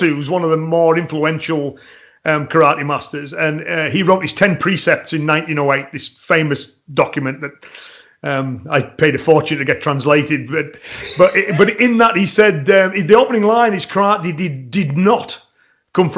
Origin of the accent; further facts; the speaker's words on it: England, United Kingdom; me as an Englishman